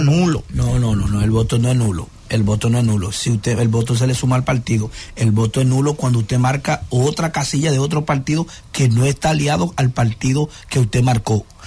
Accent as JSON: {"language": "Spanish", "country": "Dominican Republic", "said": "nosotros como dominicanos también debemos respetar este proceso"}